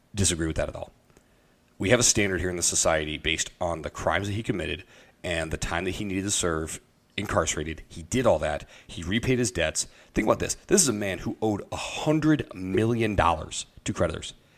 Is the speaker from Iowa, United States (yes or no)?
yes; Iowa, United States; the church that I grew up with in Iowa